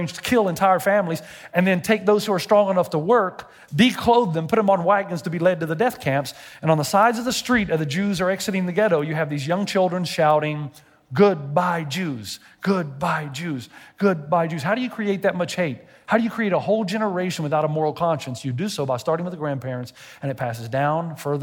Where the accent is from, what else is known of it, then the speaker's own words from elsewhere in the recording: Tennessee, United States; I'm from Tennessee.